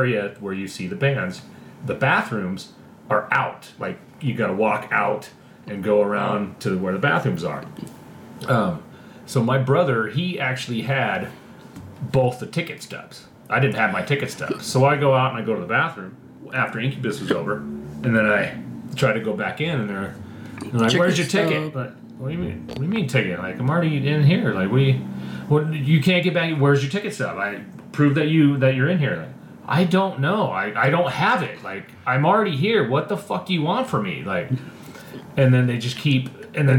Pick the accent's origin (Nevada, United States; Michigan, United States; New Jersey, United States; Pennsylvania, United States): Nevada, United States; Las Vegas; me growing up in Vegas